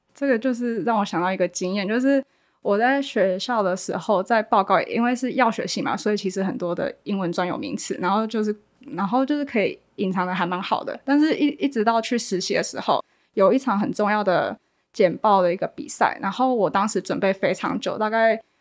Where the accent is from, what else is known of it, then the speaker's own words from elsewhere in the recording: Kaohsiung, Taiwan; 我是高雄人，然后我，我之前大学是读药学系的，然后今年很有，很幸运考上学士后医学系